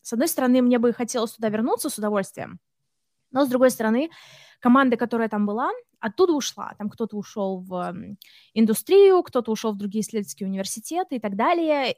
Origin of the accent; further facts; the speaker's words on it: Russia; moved away as an adult; also born or lived in Samara; now in Sweden; я из России